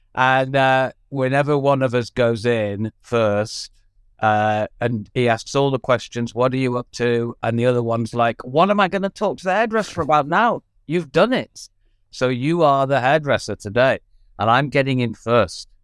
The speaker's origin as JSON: {"language": "English", "town": "Blackburn", "region": "North West England", "country": "United Kingdom", "said": "I'm from Blackburn"}